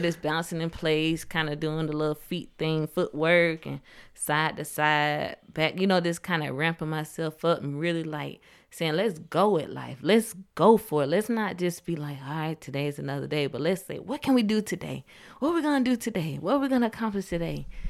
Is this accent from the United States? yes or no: yes; Georgia, United States; I was born here in Georgia